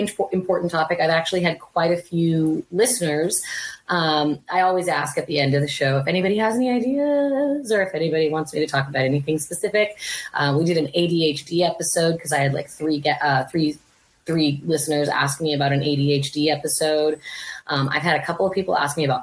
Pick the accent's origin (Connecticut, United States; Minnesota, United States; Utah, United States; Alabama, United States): Utah, United States; Provo; I was born in Provo, Utah